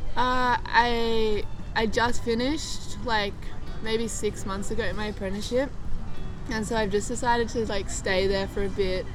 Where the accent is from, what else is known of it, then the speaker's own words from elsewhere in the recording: Byron Bay, New South Wales, Australia; also born or lived in Manly, Australia; me and my family moved up. We live actually in the hinterland